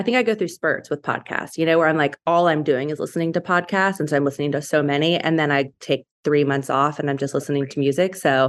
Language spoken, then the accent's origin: English; Northeast, United States; also born or lived in Germany; now in Dallas, United States; I'm originally from the Northeast, but moved here with my husband in 2016